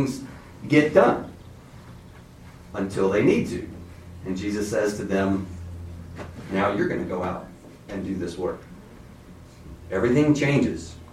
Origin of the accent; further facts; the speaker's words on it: Baton Rouge, Louisiana, United States; I'm from Baton Rouge, Louisiana. In case you hear that in my accent or my voice